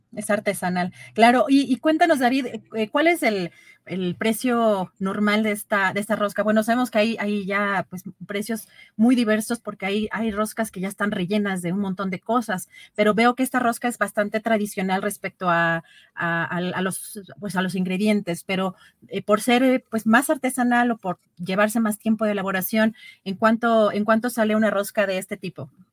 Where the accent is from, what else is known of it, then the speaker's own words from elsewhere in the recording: Mexico; los mexicanos